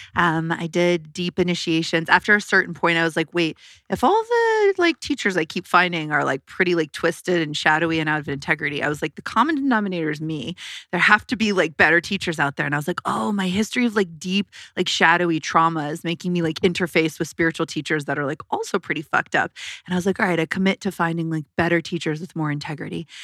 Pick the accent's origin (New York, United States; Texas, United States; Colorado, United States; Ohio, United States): Colorado, United States; I was born in Colorado